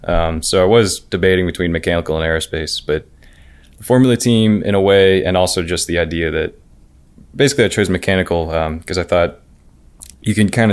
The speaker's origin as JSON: {"language": "English", "town": "Cincinnati", "region": "Ohio", "country": "United States", "tie": "born or raised there", "said": "So I grew up in Cincinnati, Ohio, actually."}